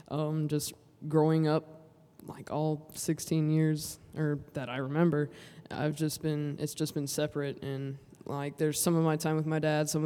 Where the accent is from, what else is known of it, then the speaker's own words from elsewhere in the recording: Denver, Colorado, United States; I'm 16, and I was born in Denver, Colorado.